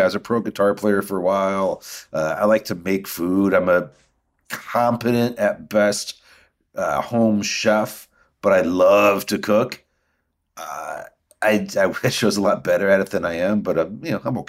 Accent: Midwest, United States; I'm a Midwesterner.

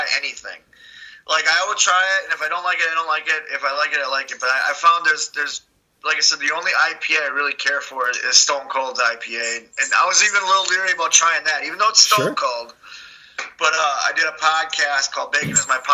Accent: Milwaukee, Wisconsin, United States; now in Charlotte, United States; we're from Milwaukee, which is the Brew City.

